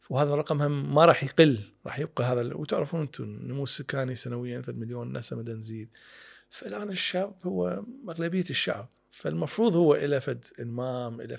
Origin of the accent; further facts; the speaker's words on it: Iraq; فصارت عندنا طبيعه كعراقيين يعني مثل ما تفضل اهالينا